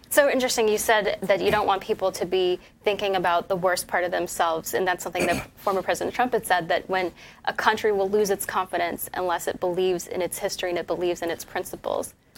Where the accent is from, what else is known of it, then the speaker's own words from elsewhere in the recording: Utah, United States; also born or lived in Missouri; the great state of Utah, also my home state. I claim Missouri and Utah, two home states.